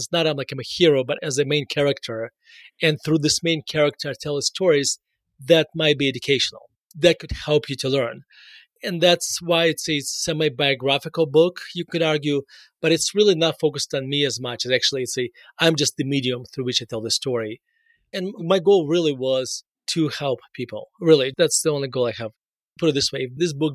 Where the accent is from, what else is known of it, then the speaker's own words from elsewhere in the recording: Russia; now in Denver, United States; So I was born in Russia and moved to the United States in 1991 and moved directly to Denver. So I spent basically all my adult life in Denver.